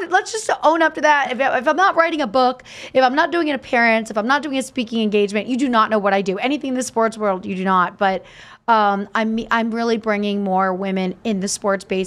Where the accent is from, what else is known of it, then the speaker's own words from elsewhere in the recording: Easton, Pennsylvania, United States; growing up in Easton, Larry Holmes was so celebrated